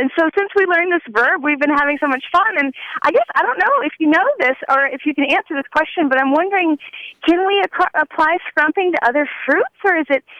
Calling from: Bozeman, Montana, United States; I'm calling from Bozeman, Montana.

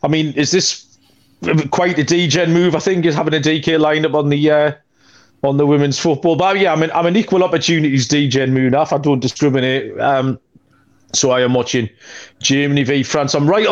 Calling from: Newcastle upon Tyne, North East England, United Kingdom; I am joining you from Newcastle upon Tyne, up in the northeast corner of England.

